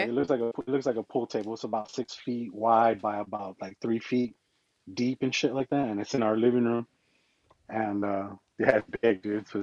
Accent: Arizona, United States; we're from Arizona

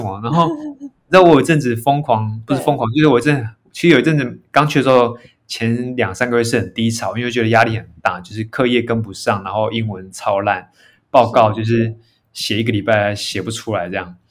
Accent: Yunlin County, Taiwan; moved away; also born or lived in Taipei; 我小时候我是嗯。云林长大的

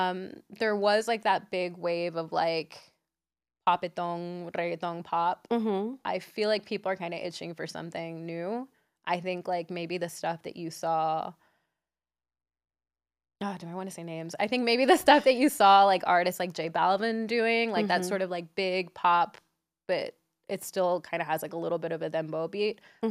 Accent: Nicaragua; because I'm from Nicaragua, I feel like mine is gallo pinto.

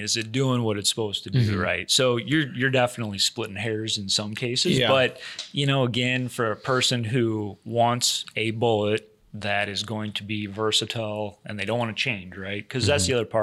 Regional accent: Wisconsin, United States; I grew up in Wisconsin.

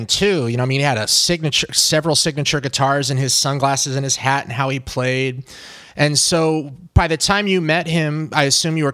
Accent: Oregon, United States; moved away; I'm from Oregon

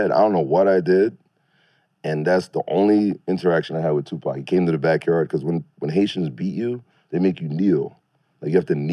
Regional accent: Brooklyn, New York, United States; born there; Yeah, I was born in Brooklyn, and then of course where he's like his

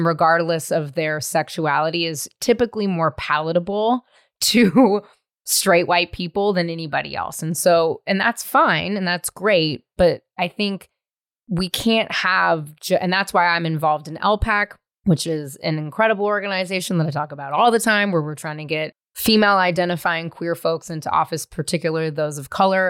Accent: the Bay Area, California, United States; I'm from the Bay.

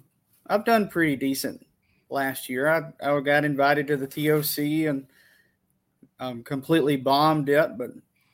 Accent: Lewisburg, Tennessee, United States; I'm 24. I'm from Lewisburg, Tennessee, which is southern middle Tennessee.

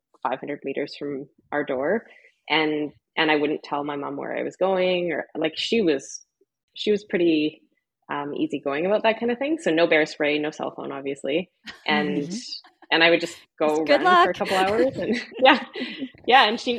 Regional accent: Canmore, Alberta, Canada; also born or lived in Calgary, Alberta; now in Invermere, Canada; I grew up in Canmore. Yep. Okay. And then I lived in Calgary for quite a while, like 20 years after university.

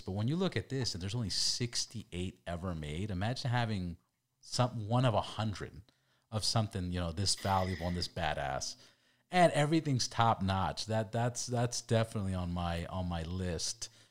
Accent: California, United States; we're from California

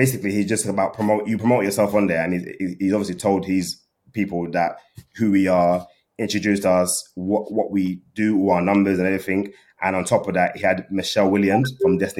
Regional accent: London, United Kingdom; I'm from London

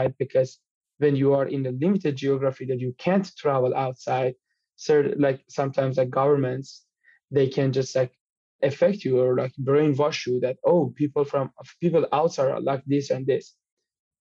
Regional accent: Iran; moved away as an adult; now in Canada; I'm from Iran

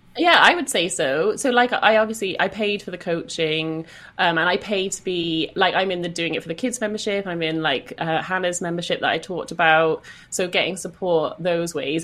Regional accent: Welsh, Wales, United Kingdom; I'm Welsh

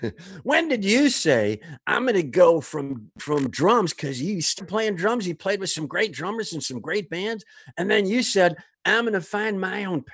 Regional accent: Kenosha, Wisconsin, United States; also born or lived in Cheddar Falls; Yes, I grew up in Kenosha, although I live in Cheddar Falls now, which is idyllic.

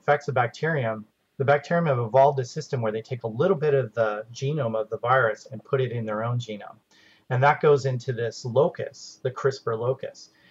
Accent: Okanagan Valley, British Columbia, Canada; moved away; I'm from the Okanagan Valley in British Columbia. I grew up picking apples and picking fruit

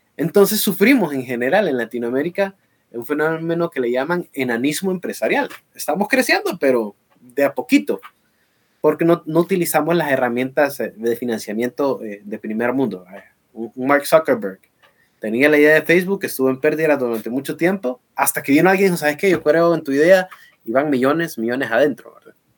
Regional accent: Honduras

